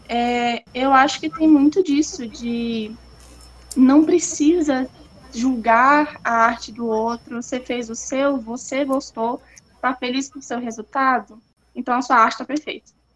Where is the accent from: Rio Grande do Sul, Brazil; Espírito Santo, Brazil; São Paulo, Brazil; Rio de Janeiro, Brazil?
Espírito Santo, Brazil; Pedra Azul; moved away as an adult; now in Viçosa, Brazil; Eu sou de Pedra Azul, no Espírito Santo.